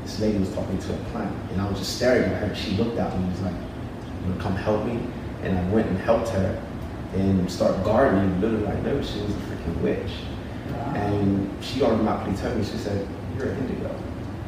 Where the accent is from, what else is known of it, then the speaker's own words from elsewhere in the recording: United Kingdom; In the UK.